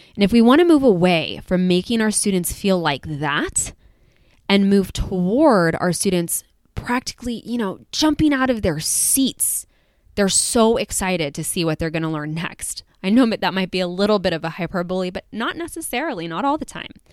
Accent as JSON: {"language": "English", "region": "California", "country": "United States", "said": "as a Californian"}